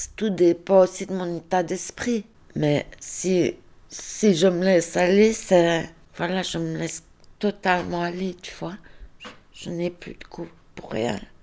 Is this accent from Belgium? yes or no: yes; Liège, Wallonia, Belgium; now in Ardennes, Belgium; je suis liégeoise, je suis expatriée ici dans les Ardennes.